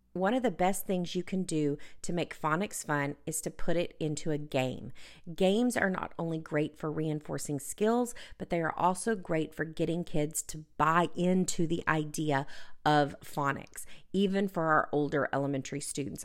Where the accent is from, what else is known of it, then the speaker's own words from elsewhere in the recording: Texas, United States; my home state of Texas